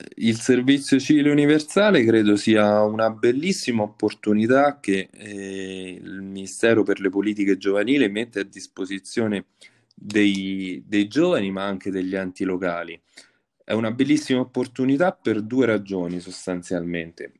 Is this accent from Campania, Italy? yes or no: no; Valentano, Lazio, Italy; il più giovane sindaco della storia del mio paese